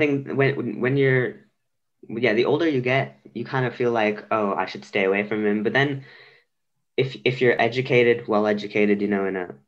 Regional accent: India; now in Belgium; I am Indian and I live in Belgium

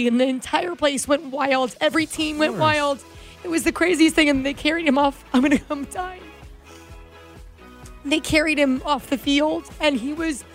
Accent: Venice, Florida, United States; now in Las Vegas, United States; My hometown, the Venice Vikings

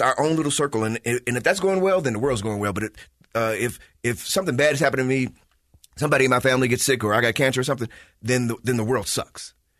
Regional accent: Chicago, Illinois, United States; moved away; I grew up in Chicago

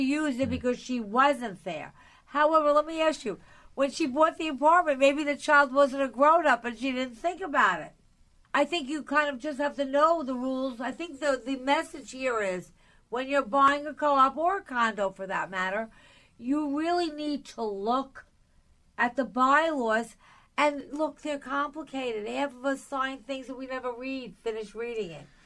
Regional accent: Long Island, New York, United States; now in New York City, United States; I grew up on Long Island, so you know I didn't live in a building ever

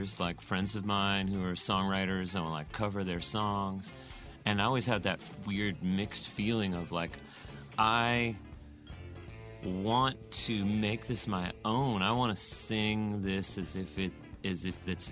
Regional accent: California, United States; accent: West Coast; we're from California. We have a hard R in just. For me to leave it out would be really phony of me because, I mean, I grew up in this this West Coast sounding voice

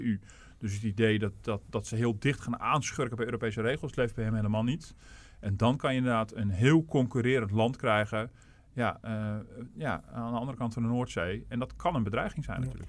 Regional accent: Netherlands; als Nederlander

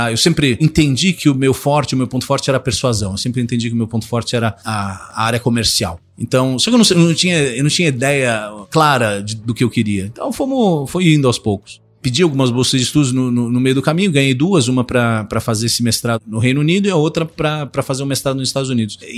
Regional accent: São Paulo, Brazil; eu nasci e cresci em São Paulo. Meu pai é italiano, eh, minha mãe gaúcha de Erechim.

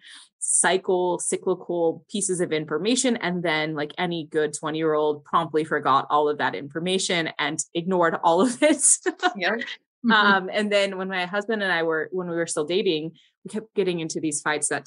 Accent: Cedar Rapids, Iowa, United States; also born or lived in Waterloo, Iowa; now in El Paso, United States; I was born in Waterloo, Iowa, but I consider Cedar Rapids home

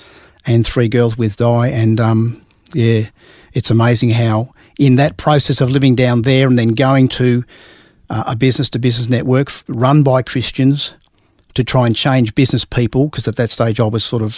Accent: Melbourne, Victoria, Australia; I grew up in South Caulfield, which is in Victoria, in a middle-class family.

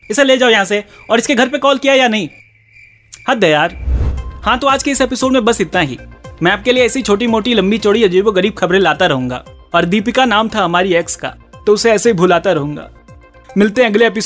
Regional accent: Uttar Pradesh, India; मैं भी यूपी से हूँ और मैंने आज तक ऐसा कुछ नहीं देखा

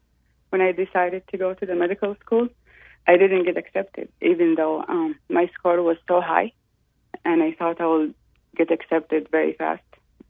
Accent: Saudi Arabia; I was born and raised in Saudi Arabia, and I grew up in a Shia family.

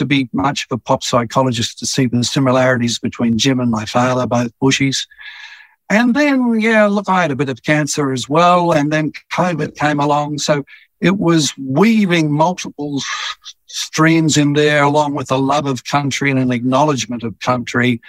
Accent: Petrie, Queensland, Australia; As a boy growing up in Petrie, which back then was a little country town outside Brisbane

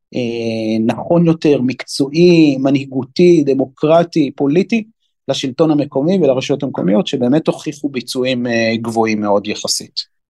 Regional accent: Haifa, Haifa District, Israel; now in Binyamina, Israel; גדלתי ושותף בהרבה מאוד דברים בחיפה, עיר אה, הולדתי

